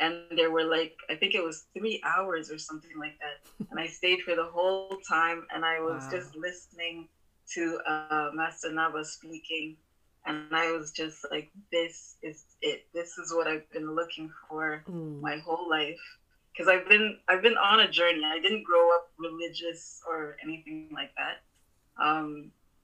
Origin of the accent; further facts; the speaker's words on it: Montreal, Quebec, Canada; I was born and raised in Montreal, Canada